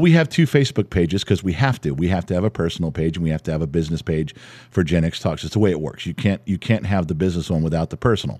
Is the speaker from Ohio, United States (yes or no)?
no; Los Angeles, California, United States; growing up in the San Fernando Valley